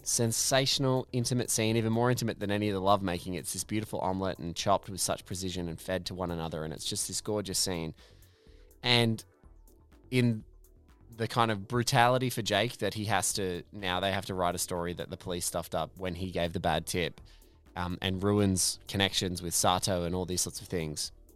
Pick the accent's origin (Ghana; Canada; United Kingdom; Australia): Australia; in Australian parlance, we call it a smoke bomb.